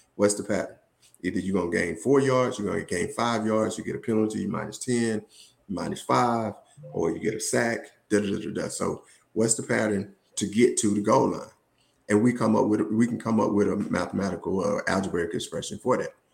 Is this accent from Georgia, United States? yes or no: yes; Woodland, Georgia, United States; moved away as an adult; also born or lived in Atlanta, Georgia; I'm originally from Woodland, Georgia, small town outside of uh, Columbus, Georgia, between Columbus and Macon.